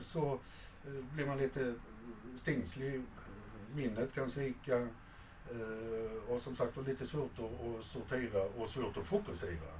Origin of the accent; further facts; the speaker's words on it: Malmö, Skåne, Sweden; moved away as an adult; från barndomen och upp till 30-årsåldern eh, när jag flyttade från, från Malmöregionen